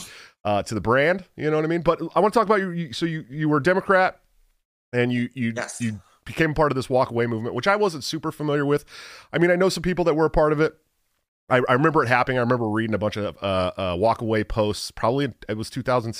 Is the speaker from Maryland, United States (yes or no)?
no; San Francisco Bay Area, California, United States; I grew up in the San Francisco Bay Area